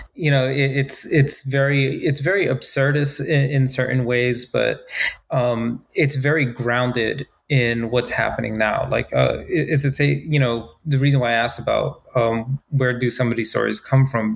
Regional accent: United States; being an American who's traveled abroad

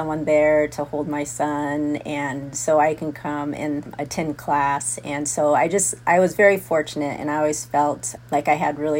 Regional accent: Tucson, Arizona, United States; moved away as an adult; I grew up in Tucson, Arizona.

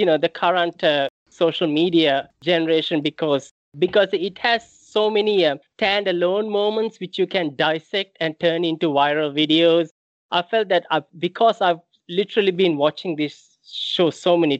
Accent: Sri Lanka; moved away; I grew up in Sri Lanka

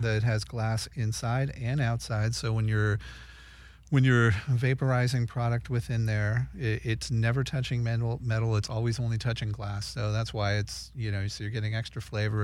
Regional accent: Redondo Beach, California, United States; Redondo Beach, California

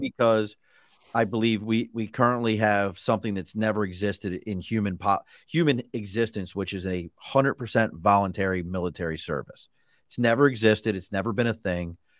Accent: Baltimore, Maryland, United States; I was a kid from East Baltimore, white kid from East Baltimore

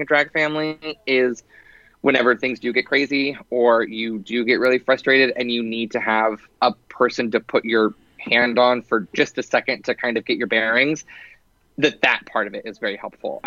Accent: Dallas, Texas, United States; moved away; I grew up in Dallas, and whenever I was living there, for a long period of time

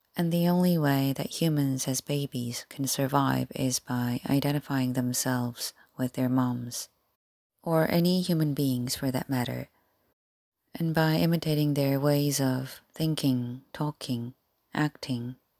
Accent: South Korea; English is a second language; moved away; I was born and raised in Korea

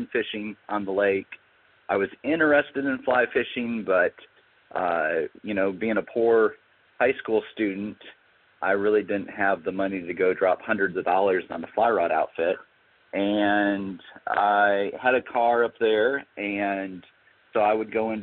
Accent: Lansing, Michigan, United States; I grew up in Lower Michigan, so around the Lansing area

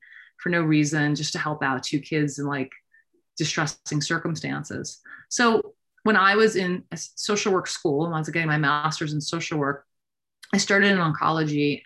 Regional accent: Long Island, New York, United States; also born or lived in Queens, New York; I was born in Queens, New York, grew up on Long Island

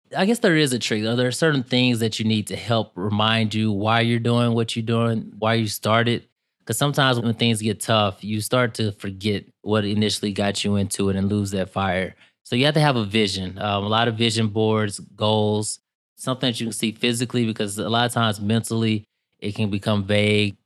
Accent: East St. Louis, Illinois, United States; I'm from East Saint Louis, Illinois, which a lotta people think since Saint Louis is in Missouri, it's, uh, I'm in Missouri, but right across the river in Illinois, and that's pretty much where I was raised

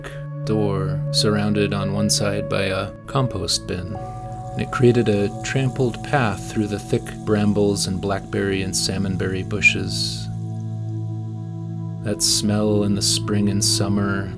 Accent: Shoreline, Washington, United States; As a child, I grew up in Shoreline, a small community just north of Seattle

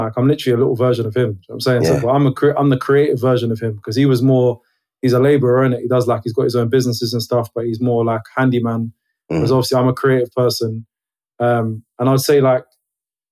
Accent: London, United Kingdom; I'm a guy who grew up in Brixton. Love South London, like South London, born and bred.

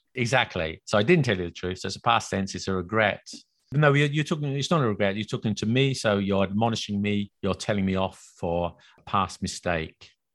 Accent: England, United Kingdom; accent: very British, very English; now in France; live in France and I try to speak French, but my accent is very British, very English

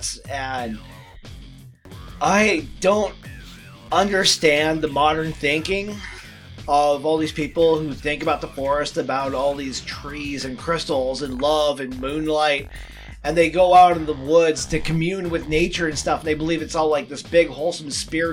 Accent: United States; as an American

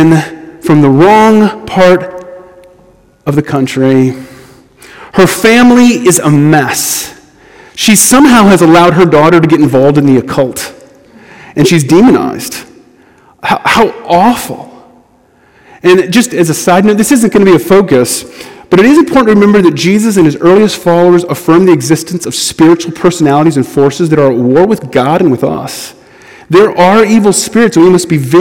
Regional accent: United States; as an American

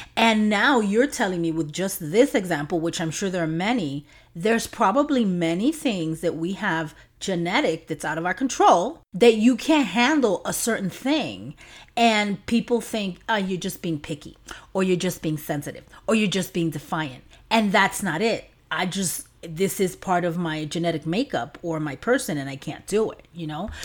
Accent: New York City, New York, United States; growing up in an apartment in New York City.

